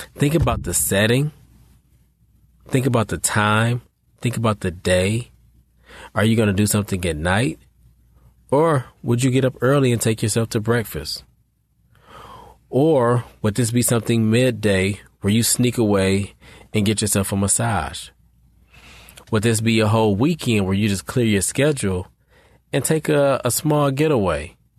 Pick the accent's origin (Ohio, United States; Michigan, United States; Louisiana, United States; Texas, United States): Michigan, United States; Detroit; I'm from Detroit